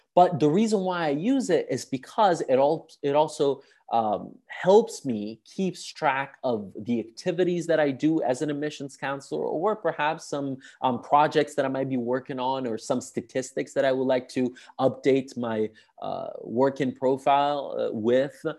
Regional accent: Sicily, Italy; I'm from Sicily

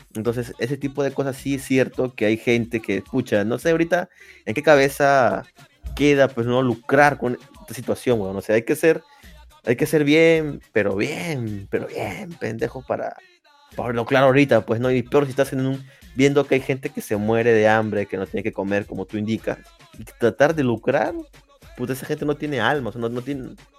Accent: Peru; yo sea peruano

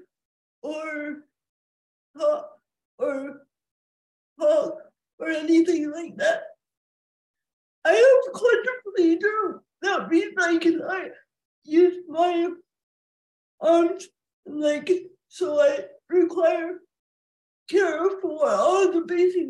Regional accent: Ann Arbor, Michigan, United States; I was born in April of 1980 at the University of Michigan Hospital in Ann Arbor.

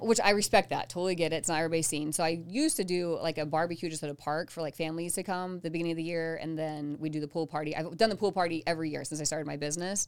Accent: Southeastern Colorado, United States; moved away; I grew up in Colorado.

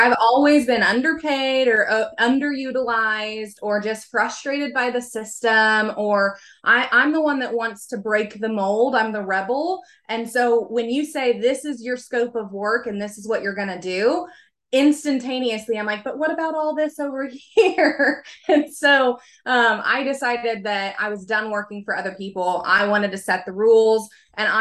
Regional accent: Oklahoma, United States; I'm from Oklahoma, so I'm here in the United States

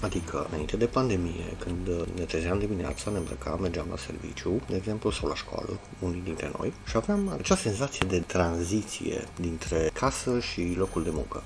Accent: Oradea, Bihor County, Romania; am 49 de ani, sunt din Oradea

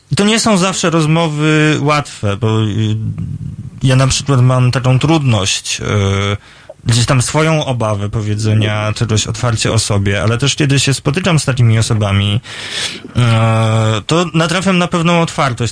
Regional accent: Poland; now in Warsaw, Poland; jestem ze wsi dosyć niedużej, z takiego podgranicza Mazowsza i Lubelsztyzny

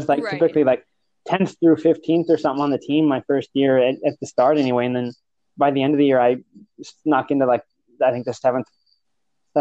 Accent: Chaska, Minnesota, United States; So I'm from Chaska. Originally, I ran for Chaska High School for 2 years, just junior and senior year.

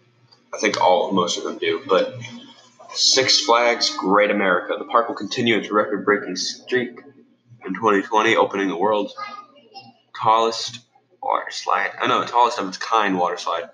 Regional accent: New Jersey, United States; now in Orlando, United States; I am from New Jersey. I moved to Orlando a while ago

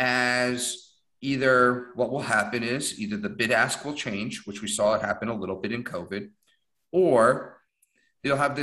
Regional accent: New York metro area, United States; I'm from the New York metro area

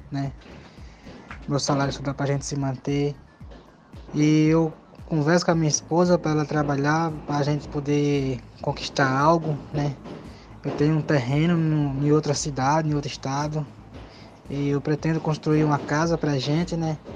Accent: Blumenau, Santa Catarina, Brazil; Sou de Blumenau, Santa Catarina.

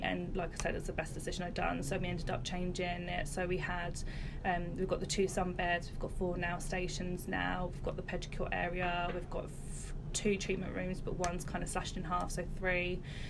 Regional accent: Luton, East of England, United Kingdom; moved away as an adult; now in Great Denham, United Kingdom; I'm originally from Luton.

